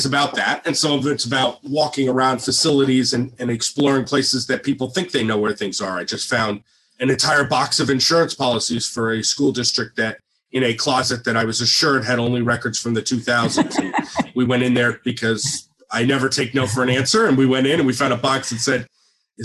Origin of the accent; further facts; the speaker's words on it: New Jersey, United States; being born and bred in New Jersey